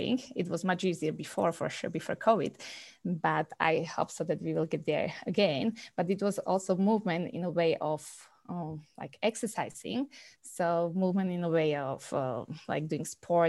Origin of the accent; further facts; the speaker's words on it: Slovakia; moved away as an adult; now in Calgary, Canada; I'm coming from Slovakia, as was already mentioned, and we moved to Calgary 3 years ago.